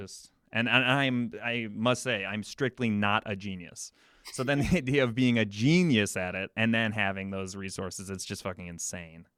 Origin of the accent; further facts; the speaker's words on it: Chicago, Illinois, United States; I come from, I'm from Chicago